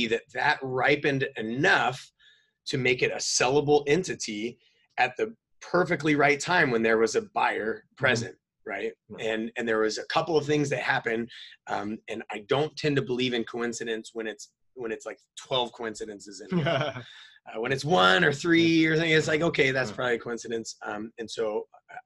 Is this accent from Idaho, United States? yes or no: yes; North Idaho, United States; moved away as an adult; also born or lived in San Diego; I was a hillbilly, you know, like born and raised in North Idaho, rural